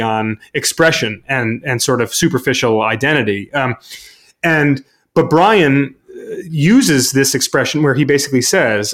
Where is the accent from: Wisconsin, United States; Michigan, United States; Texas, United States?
Michigan, United States; Brighton; my hometown in Brighton, Michigan